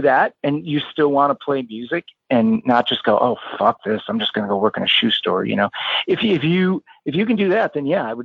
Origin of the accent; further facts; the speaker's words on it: Cleveland, Ohio, United States; growing up in Cleveland